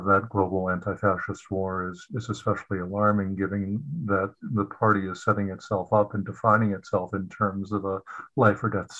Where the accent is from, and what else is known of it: United States